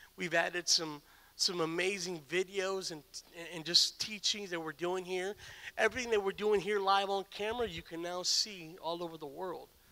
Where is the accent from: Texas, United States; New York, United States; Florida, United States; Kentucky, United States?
Texas, United States; San Antonio; moved away; also born or lived in Stryker, Ohio; I'm from San Antonio